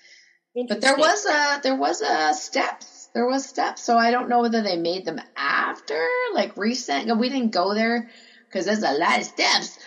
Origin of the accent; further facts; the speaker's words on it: Canada; I'm from Canada